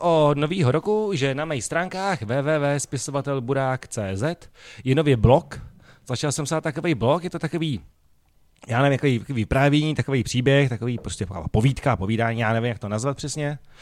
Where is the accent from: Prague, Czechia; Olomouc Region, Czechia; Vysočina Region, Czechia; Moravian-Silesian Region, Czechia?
Prague, Czechia; já jsem vyrůstal tam jako na Barandově na ulici a my jsme prostě takhle mluvili